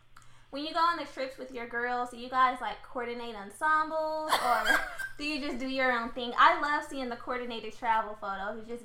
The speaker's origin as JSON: {"language": "English", "area": "the Bay Area", "region": "California", "country": "United States", "lives_now": "Los Angeles, United States", "said": "because I'm from the Bay"}